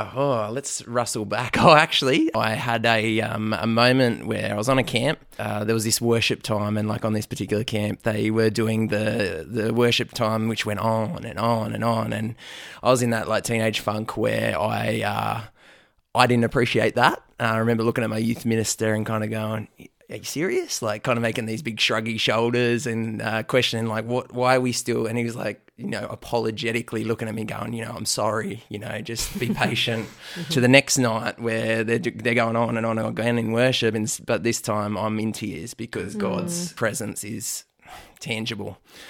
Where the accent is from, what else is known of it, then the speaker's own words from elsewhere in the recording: New South Wales, Australia; I am from the Lower Blue Mountains, west of Sydney.